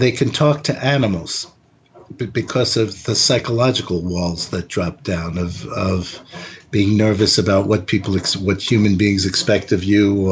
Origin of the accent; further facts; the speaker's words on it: New York City, New York, United States; I grew up in New York City